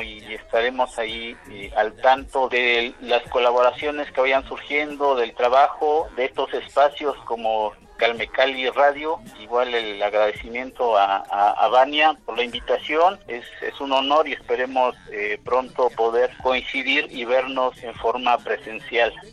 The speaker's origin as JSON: {"language": "Spanish", "country": "Mexico", "said": "como mexicanos pues nos gusta igual un buen las fiestas"}